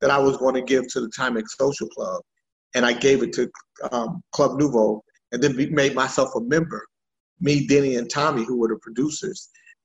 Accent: Sacramento, California, United States; also born or lived in Vallejo, California / Oroville, California / Anchorage, Alaska; I'm from Sacramento. Grew up here, Sacramento, the Bay Area, really

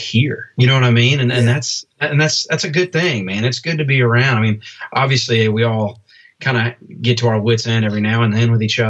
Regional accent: Nashville, Tennessee, United States; also born or lived in Albany, New York; I was born in Albany. We moved down here we moved here when I had to be maybe 3 years old or something like that. And so, yeah, man, Nashville's always been home.

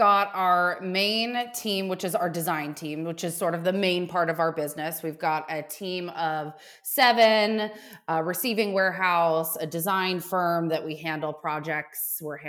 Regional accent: Australia; And I think that ability where, growing up in Australia, where you have to be super thoughtful about how you attain product

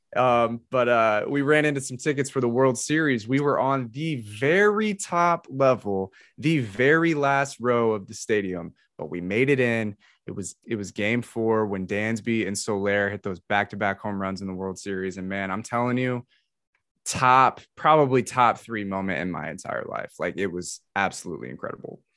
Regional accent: Atlanta, Georgia, United States; in the metro Atlanta area. Um, I grew up, lived in the same house for eighteen years in high school, never moved.

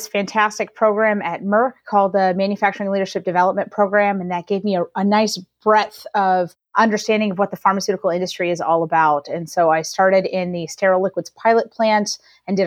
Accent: Atlanta, Georgia, United States; born or raised there; moved away as an adult; also born or lived in Venezuela / Boston / San Diego / Japan; now in Northern California, United States

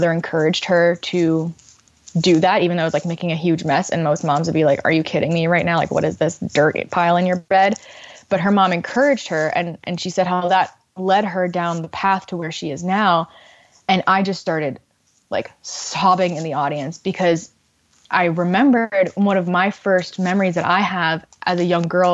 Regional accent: Miami, Florida, United States; moved away; I grew up in Miami, Florida

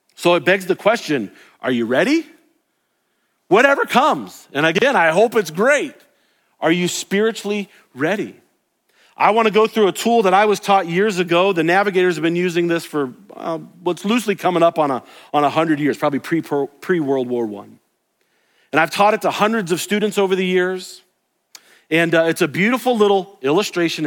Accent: the South, United States; I grew up in the South.

